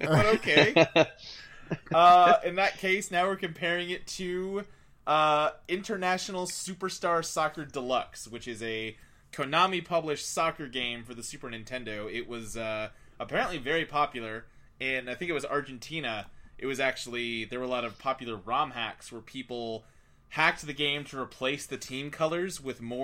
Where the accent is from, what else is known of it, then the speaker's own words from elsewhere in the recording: United States; as an American